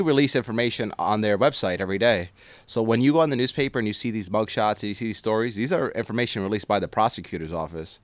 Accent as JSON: {"language": "English", "town": "North Bergen", "region": "New Jersey", "country": "United States", "tie": "born or raised there", "said": "born and raised in Hudson County. So North Bergen, I went, I went to school, went to high school there, played football. So that's where I grew up"}